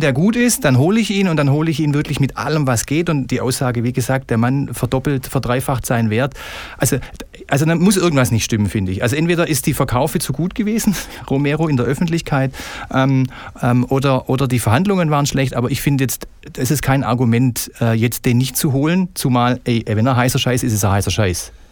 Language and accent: German; Stuttgart, Baden-Württemberg, Germany; Ich bin ähm, sozusagen mit dem Brustring geboren worden in Bad Cannstatt